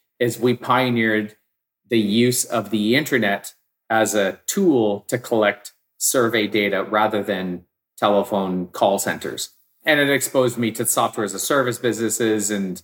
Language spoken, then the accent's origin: English; Victoria, British Columbia, Canada; also born or lived in Vancouver; I grew up in Victoria. I moved to Vancouver